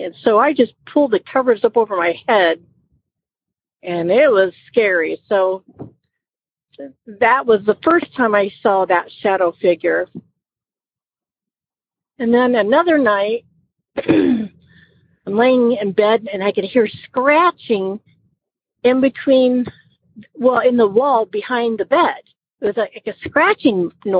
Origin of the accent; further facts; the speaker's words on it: Iowa, United States; moved away as an adult; now in Georgia, United States; I am calling from Georgia. I'm originally from Iowa